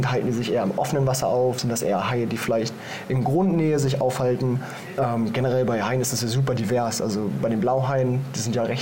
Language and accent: German; Germany; Wie du schon sagst, ich komme aus Deutschland.